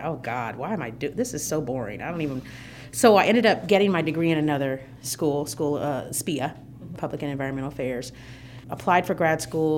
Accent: Fort Wayne, Indiana, United States; I'm a native of the state of Indiana. I was born in Fort Wayne, Indiana

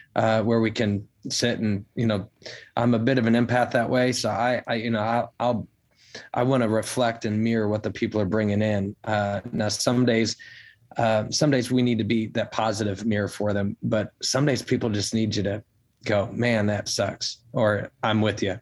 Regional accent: Chicago, Illinois, United States; now in Nashville, United States; I'm from the Chicago area originally

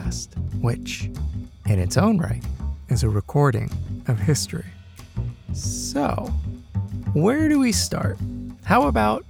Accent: Maryland, United States; I grew up in Maryland, just outside the Washington, D.C. border.

